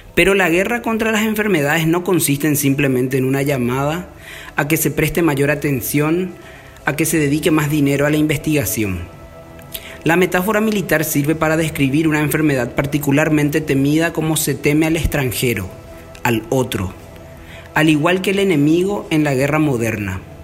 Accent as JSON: {"language": "Spanish", "country": "Paraguay", "said": "En mi país, Paraguay"}